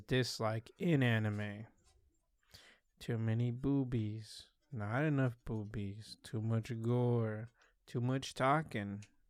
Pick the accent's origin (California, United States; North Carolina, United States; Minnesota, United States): California, United States; Salinas; I'm here from Salinas